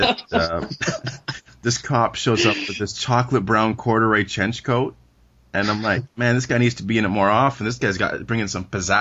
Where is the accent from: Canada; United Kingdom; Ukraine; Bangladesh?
Canada; Being Canadian